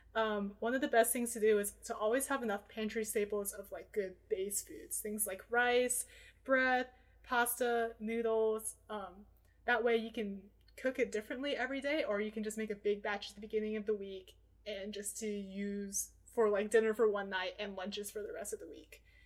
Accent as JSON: {"language": "English", "town": "Portland", "region": "Oregon", "country": "United States", "tie": "born or raised there", "said": "I'm from Portland, Oregon, so I spent every single Tuesday of my elementary school time looking forward to reading Food Day from the Oregonian"}